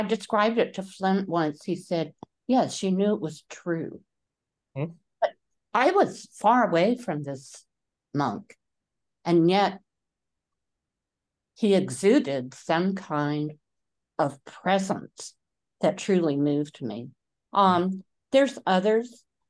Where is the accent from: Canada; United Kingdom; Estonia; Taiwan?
Taiwan; When I was growing up in Taiwan, there were many temples that may have been Buddhist temples, they may have been Shinto.